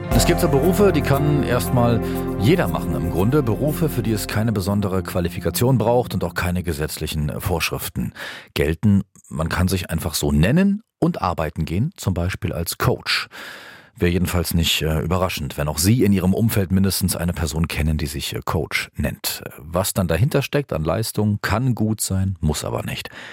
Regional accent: Germany; Bei uns in Deutschland

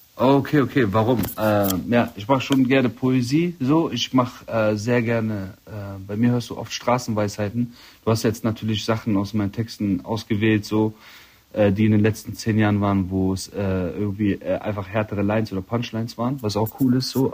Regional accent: Rhineland, Germany; das ist meine Heimat hier immer. Es geht ab. Ich bin Rheinländer

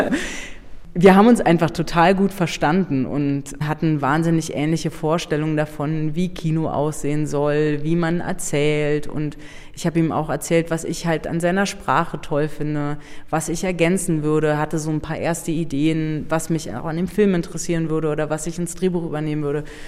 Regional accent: Berlin, Germany; also born or lived in Brandenburg; ich bin nicht nur in Berlin aufgewachsen, sondern sondern meine Eltern, die haben ein Haus gebaut in Brandenburg

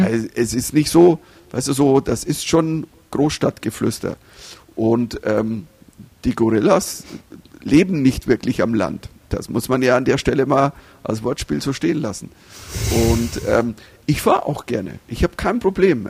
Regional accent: Germany; als Deutscher

